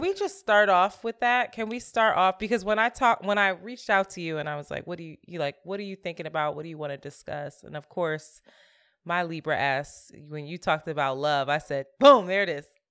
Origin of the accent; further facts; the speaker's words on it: Philadelphia, Pennsylvania, United States; moved away as an adult; now in New York, United States; I'm from Philly. I rep Philly, too